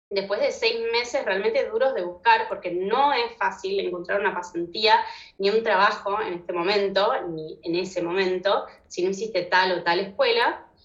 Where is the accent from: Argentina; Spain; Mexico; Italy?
Argentina; born there; also born or lived in Morocco / United States; Tuve una vida bastante movida, nací en Argentina, después me fui a Marruecos, después a Estados Unidos, después volví a Buenos Aires, donde hice mis estudios de diseño industrial